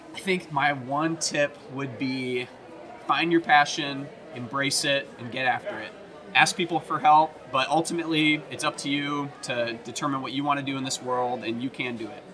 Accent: right outside Nashville, Tennessee, United States; moved away as an adult; also born or lived in Michigan / Oklahoma; I grew up in Tennessee, uh, right outside Nashville

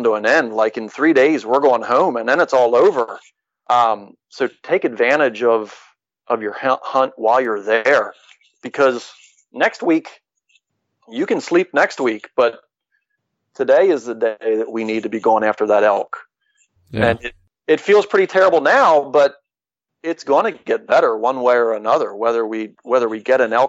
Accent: Pennsylvania, United States; We're from Pennsylvania.

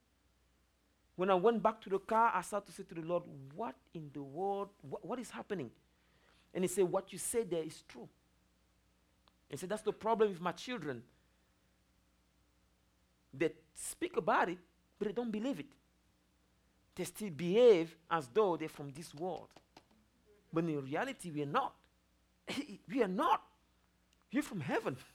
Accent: Cameroon; moved away; I'm originally from Africa, Cameroon

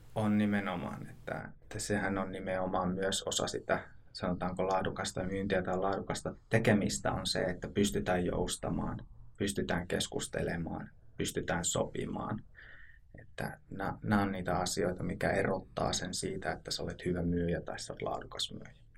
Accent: Oulu, North Ostrobothnia, Finland; moved away as an adult; now in Southern Finland, Finland; Olen alun perin Oulusta kotoisin

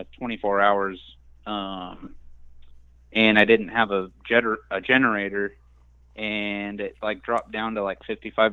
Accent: Southern California, United States; moved away; also born or lived in the South; I'm from Southern California

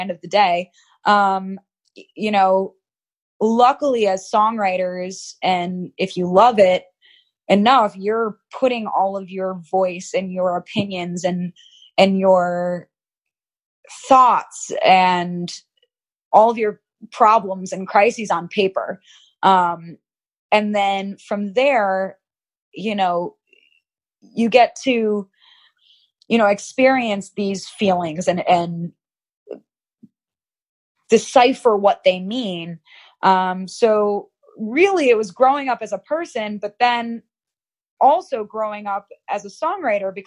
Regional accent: Chicago, Illinois, United States; moved away as an adult; also born or lived in Los Angeles; I'm from Chicago. I'm from the Midwest

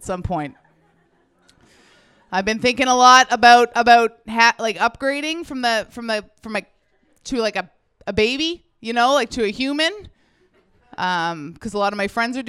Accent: Ontario, Canada; now in Vancouver, Canada; I'm not from Vancouver. Like most people, Ontario, yeah, all of us. At some point you just move. I moved out here

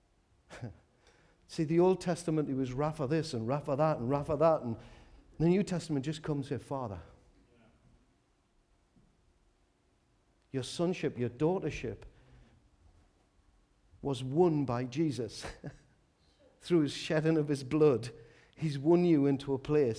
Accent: Newcastle upon Tyne, North East England, United Kingdom; I was from Walker

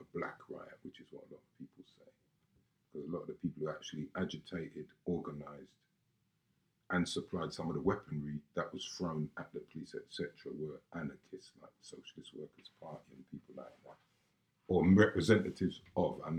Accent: London, United Kingdom; I know loads of people I grew up with around Lewisham

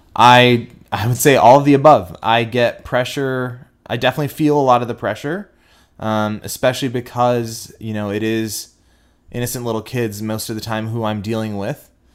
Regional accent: Houston, Texas, United States; accent: twang; now in Dallas, United States; I am born and raised in Houston. I do not have an Indian accent.

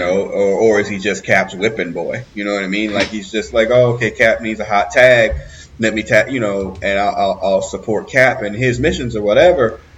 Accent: Midwest, United States; all three of us being Midwestern people

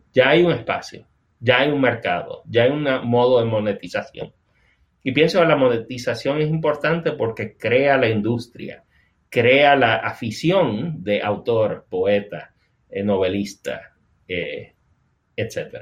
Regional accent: Puerto Rico; moved away as an adult; now in North Carolina, United States; está basado en las vivencias de yo criarme en Puerto Rico y, y vivir toda mi vida adulta en Puerto Rico. O sea, yo me mudé aquí a Carolina del Norte hace casi dos años.

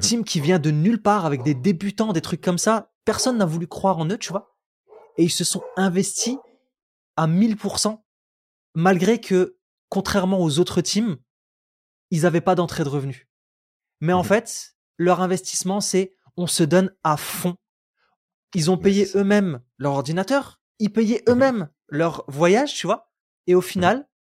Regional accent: Roubaix, Hauts-de-France, France; J'ai grandi à Roubaix, beaucoup de pauvreté

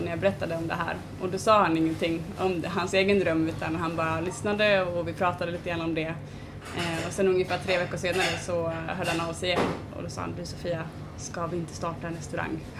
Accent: Falun, Dalarna County, Sweden; also born or lived in Stockholm; Jag har bott i Stockholm, jag har bott i Falun där jag kommer ifrån och varit ute och rest mycket och så.

